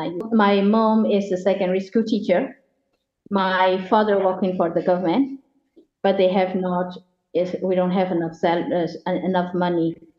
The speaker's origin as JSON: {"language": "English", "town": "Yangon", "region": "Yangon Region", "country": "Myanmar", "tie": "born or raised there", "moved": "as an adult", "said": "Well, I'm originally from Rangoon. They call it Yangon. It's the capital city before. And then I lived there until I'm 18. And I left the country when I'm 19."}